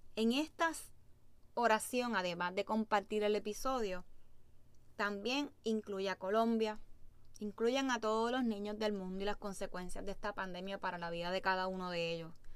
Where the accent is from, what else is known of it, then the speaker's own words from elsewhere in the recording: Puerto Rico; Como puertorriqueños